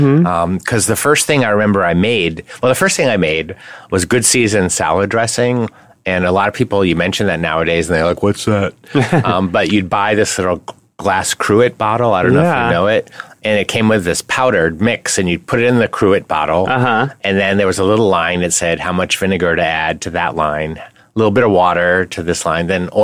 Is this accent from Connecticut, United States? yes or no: yes; Connecticut, United States; Well, New England is pretty straightforward. You know, New England cuisine is not fancy.